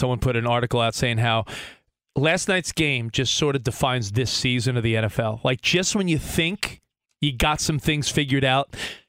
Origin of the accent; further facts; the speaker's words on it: Long Island, New York, United States; growing up on Long Island